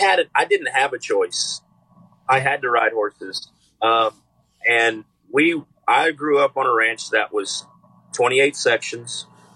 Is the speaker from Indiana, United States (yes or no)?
no; San Angelo, Texas, United States; I'm originally from San Angelo.